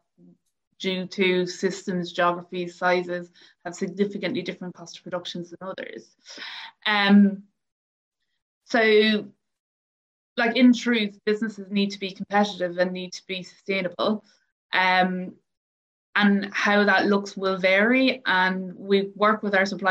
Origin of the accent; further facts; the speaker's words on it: Ireland; I'm from Ireland